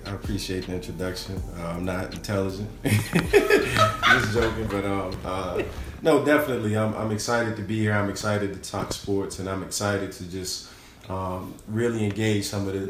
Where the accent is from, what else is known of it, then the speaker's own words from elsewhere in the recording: Pittsburgh, Pennsylvania, United States; So I'm from Pittsburgh, as you said. Graduated from Penn State University.